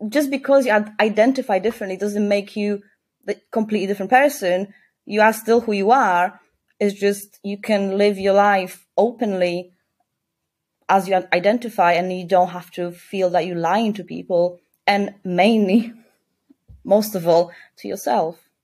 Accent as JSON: {"language": "English", "country": "Poland", "moved": "yes", "lives_now": "Leeds, United Kingdom", "said": "I came from Poland, a very Christian conservative country, I didn't really grow up with with a big sense of like a gay community"}